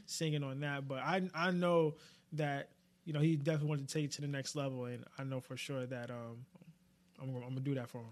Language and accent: English; New York, United States; being a New Yorker